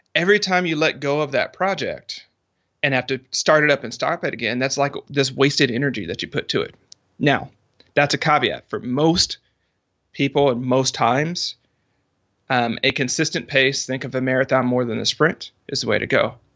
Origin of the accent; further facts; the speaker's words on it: the South, United States; I'm from the South